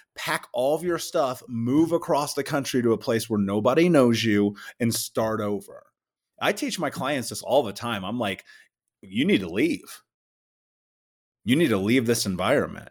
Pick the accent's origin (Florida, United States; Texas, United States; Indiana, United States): Indiana, United States; Indianapolis; I grew up in Indianapolis.